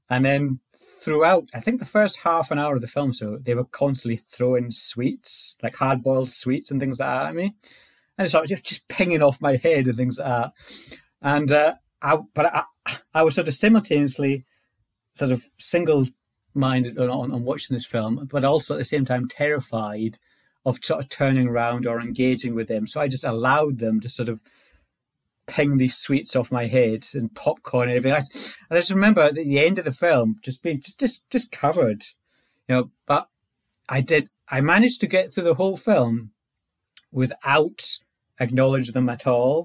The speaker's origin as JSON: {"language": "English", "area": "Orkney", "region": "Scotland", "country": "United Kingdom", "tie": "born or raised there", "said": "I was born in Orkney, which is a very sort of remote sort of island in northern Scotland"}